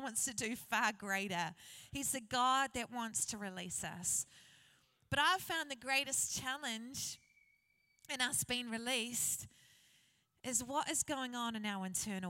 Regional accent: New Zealand; I grew up in New Zealand in a place called Hikitaia.

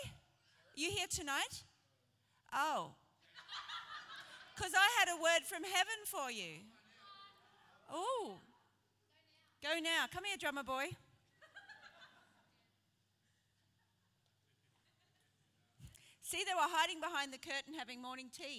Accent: Brisbane, Queensland, Australia; now in Sheffield, United Kingdom; I am not British. I am from Brisbane

